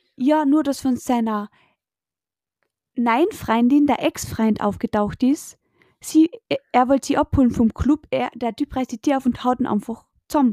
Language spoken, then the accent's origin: German; Spittal an der Drau, Carinthia, Austria; bei uns in Spital Drau